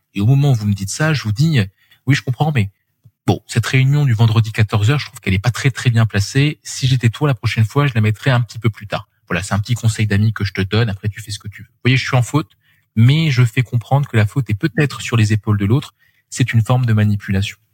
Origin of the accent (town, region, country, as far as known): France